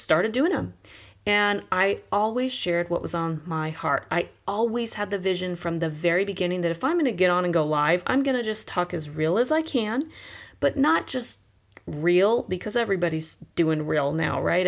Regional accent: Chino, California, United States; now in San Diego, United States; I grew up in Chino, California, with two sisters

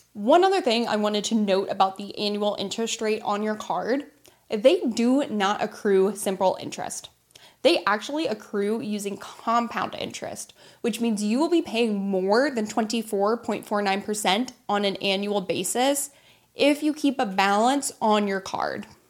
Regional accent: United States; I went into Wells Fargo in my hometown to open a savings account, not a credit card, and ended up being one of the millions of Americans

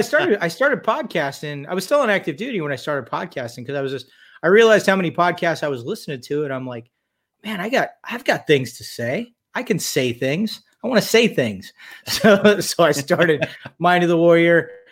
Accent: Redondo Beach, California, United States; also born or lived in Tehachapi, California; I was born in Redondo Beach, California, in uh, the 1960s, shall we say? I'm 54 years old. Um, lived there until I was about 11 years old. Spent my formative years in a place called Tehachapi, California. Went to high school there.

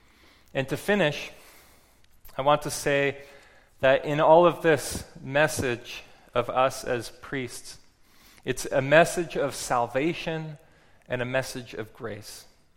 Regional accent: West Coast, United States; because I'm from the West Coast and I know we got a bit of a reputation for being a little granola out there.

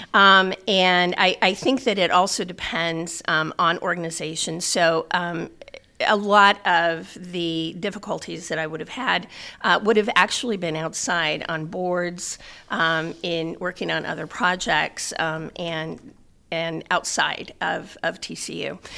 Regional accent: South Bend, Indiana, United States; I was born and raised in South Bend

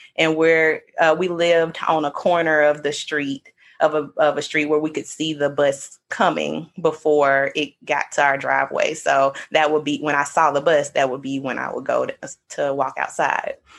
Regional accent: Mississippi, United States; we're from Mississippi

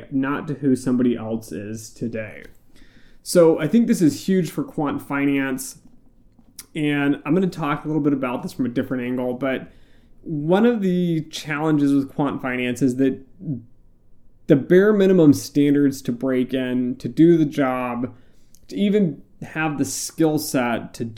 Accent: United States; I'm from the US

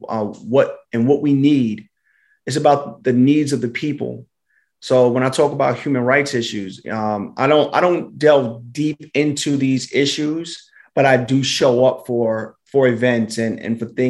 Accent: New York City, New York, United States; I'm from Brooklyn. I'm from East Flatbush.

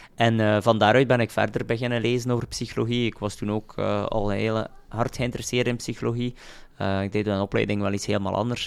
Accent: Roeselare, Flanders, Belgium; uit Roeselaar, ik ben van Roeselaar.

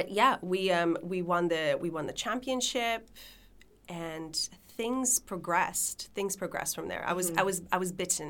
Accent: Canada; also born or lived in Lithuania / Israel; So I was born in Lithuania. I moved to Israel when I was, after 6 years from Israel, my family immigrated to Canada.

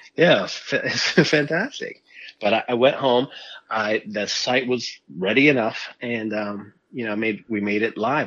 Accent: Miami, Florida, United States; growing up in South Florida and Miami

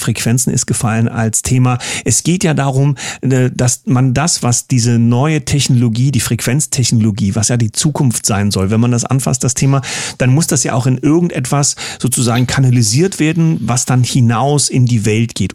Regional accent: East Germany, Germany; als Ossi

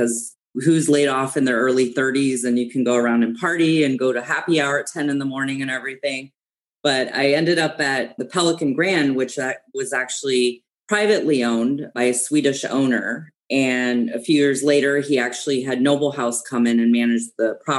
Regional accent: Germany; I grew up in Germany, actually. My dad was in the US Army. He actually met my mom and they got married. And then, of course, I was born in Germany. I was there for 20 years.

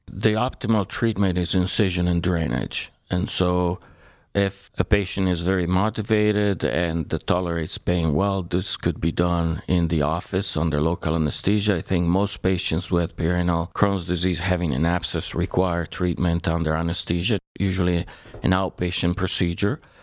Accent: Italy; moved away as an adult; now in United States; I was born in Italy and I went to medical school there.

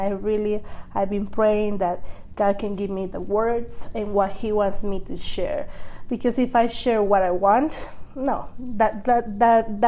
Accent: Guatemala; I am from Guatemala

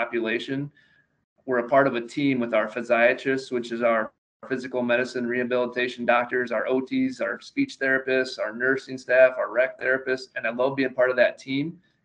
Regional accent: Nebraska, United States; I grew up in Nebraska

